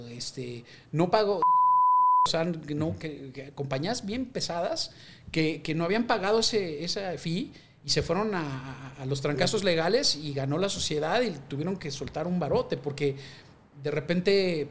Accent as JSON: {"language": "Spanish", "country": "Mexico", "said": "somos los mexicanos"}